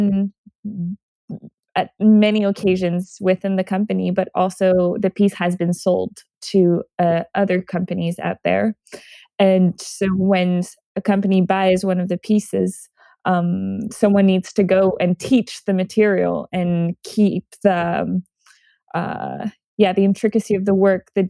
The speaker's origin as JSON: {"language": "English", "town": "Montreal", "region": "Quebec", "country": "Canada", "moved": "yes", "said": "I'm originally from Montreal, Canada"}